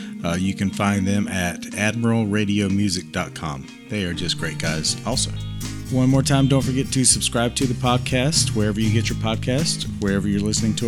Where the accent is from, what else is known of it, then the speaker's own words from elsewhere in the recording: near Raleigh, North Carolina, United States; who are from almost my hometown, Raleigh, North Carolina.